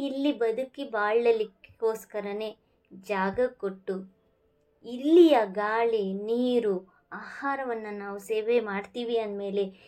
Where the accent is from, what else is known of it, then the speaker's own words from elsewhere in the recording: India; ನಾವೆಲ್ಲರೂ ಭಾರತೀಯರೇ